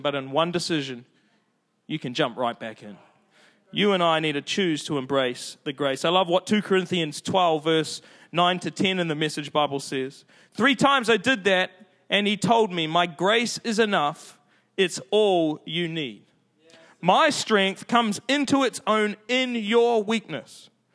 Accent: Auckland, New Zealand; I'm from South Auckland

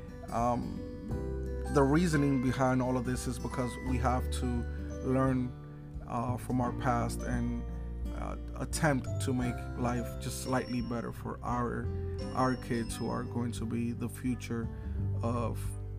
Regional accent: Newark, New Jersey, United States; I was raised in Newark. Newark was definitely not the greatest place to have a childhood.

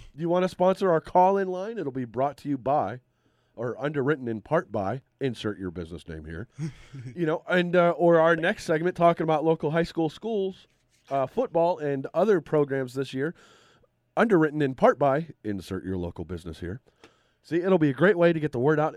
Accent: Titusville, Pennsylvania, United States; my hometown of Titusville

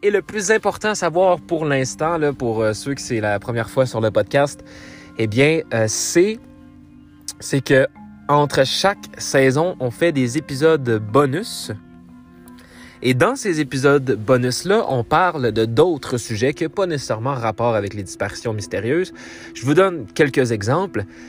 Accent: Abitibi, Abitibi-Témiscamingue, Quebec, Canada; je suis né en Abitibi-Témiscamingue

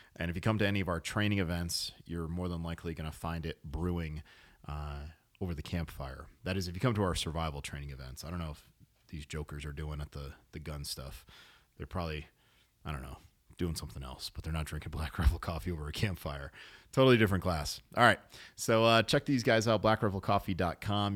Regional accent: New England, United States; I was born in New England

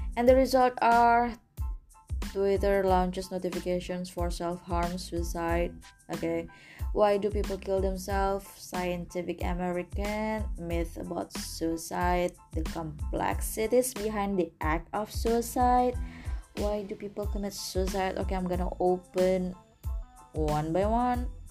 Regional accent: Indonesia; English is a second language; I'm an Indonesian

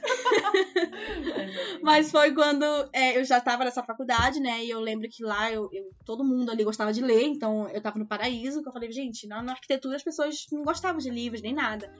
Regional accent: Manaus, Amazonas, Brazil; moved away; also born or lived in Ivatuba, Paraná; só porque eu falo assim, Manaus

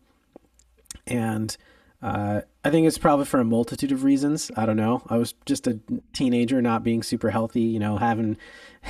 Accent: Los Angeles, California, United States; I am from Los Angeles, California. I'm one of the few people out here that was actually born and raised

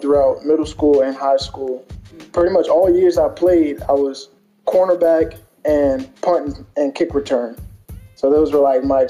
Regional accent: Charlottesville, Virginia, United States; I'm 21. I'm from Charlottesville. It's in Central Virginia.

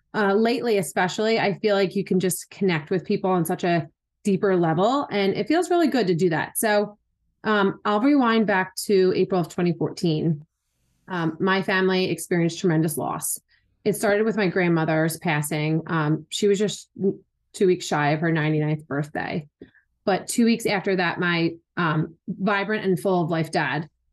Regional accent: Philadelphia, Pennsylvania, United States; moved away as an adult; also born or lived in Wilmington, North Carolina; I was born and raised in Philly and where we currently live

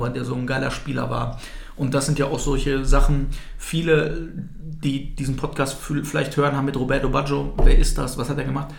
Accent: Altkreis, North Rhine-Westphalia, Germany; now in Bielefeld, Germany; ich bin im Altkreis groß geworden

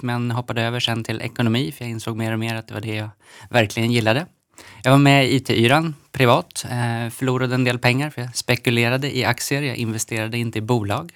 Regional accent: Knivsta, Uppsala County, Sweden; Jag är uppvuxen i Knivsta mellan eh, Stockholm och Uppsala.

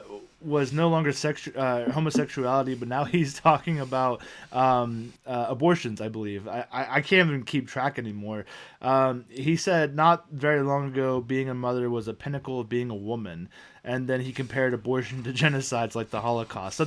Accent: Ohio, United States; we're from Ohio

